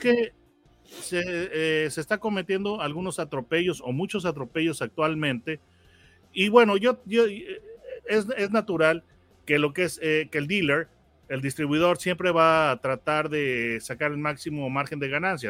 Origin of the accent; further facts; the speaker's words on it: Mexico; aquí nosotros tenemos un dicho en México